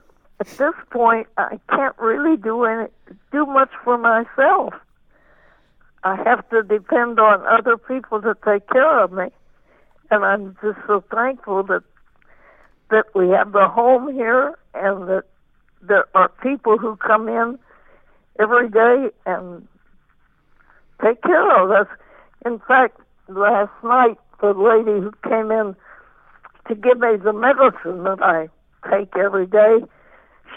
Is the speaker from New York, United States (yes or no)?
no; eastern Kansas, United States; I grew up in Kansas